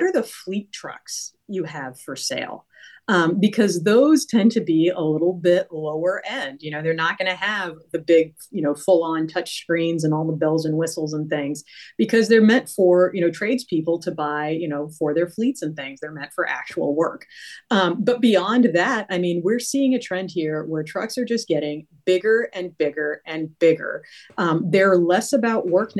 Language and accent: English; Virginia, United States; moved away; also born or lived in New Hampshire; I am from Virginia, but, you know, lived in New Hampshire for a little bit